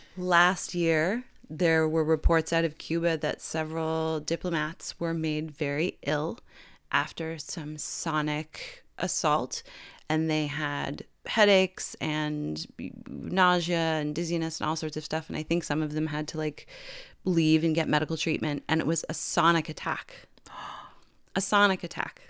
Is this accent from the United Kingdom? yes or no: no; Canada; I'm Canadian